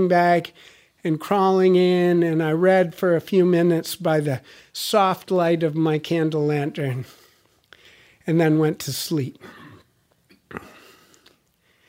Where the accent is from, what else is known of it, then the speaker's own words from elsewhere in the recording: United States; oui, je suis américain. Yes, I'm an American.